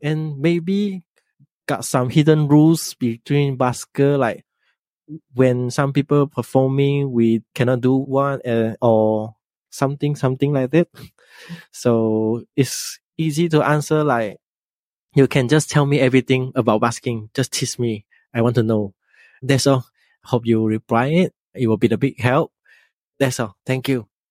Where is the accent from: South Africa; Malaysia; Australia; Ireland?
Malaysia; Penang; in my hometown here, Penang, Malaysia, Penang here